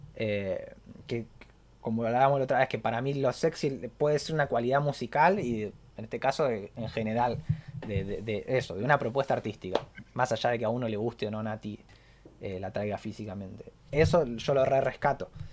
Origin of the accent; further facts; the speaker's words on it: Argentina; yo soy argentino y sé lo que es una buena pizza